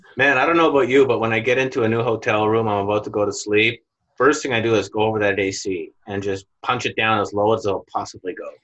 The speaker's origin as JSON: {"language": "English", "town": "Winnipeg", "region": "Manitoba", "country": "Canada", "tie": "born or raised there", "moved": "as an adult", "said": "I left my hometown in Winnipeg, Canada"}